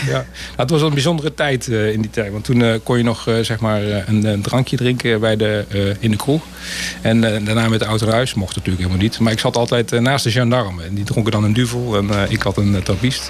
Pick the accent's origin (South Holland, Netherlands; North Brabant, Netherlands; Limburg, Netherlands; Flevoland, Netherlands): North Brabant, Netherlands; Breda; also born or lived in Terheijden; op mijn eerste ben ik verhuisd naar Prinsenbeek. Inmiddels is dat geannexeerd en is onderdeel van Breda. Maar ik heb inderdaad in Breda mijn leven vertoe, ja, geleefd.